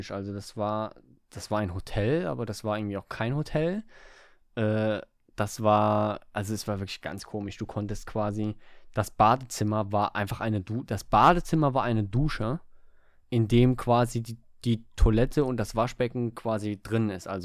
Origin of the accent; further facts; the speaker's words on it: Germany; Weil wir in Deutschland so, sind, wir äh. sind Almans.